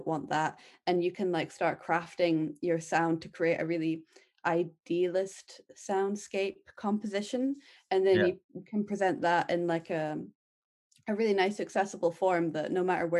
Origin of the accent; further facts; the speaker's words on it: central belt of Scotland, United Kingdom; I grew up in the middle of nowhere in the countryside, really rural central belt of Scotland